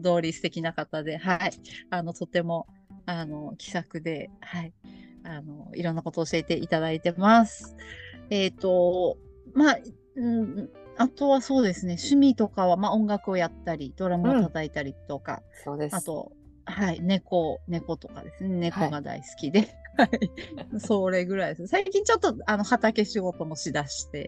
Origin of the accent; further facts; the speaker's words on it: Iwaki, Fukushima, Japan; now in Kagoshima, Japan; 私もちっちゃい頃ずっといわきにいた